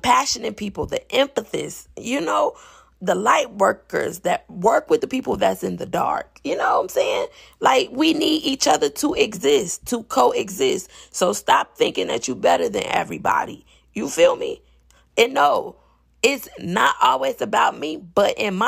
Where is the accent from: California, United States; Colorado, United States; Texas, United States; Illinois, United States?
Illinois, United States; Chicago; I'm from Chicago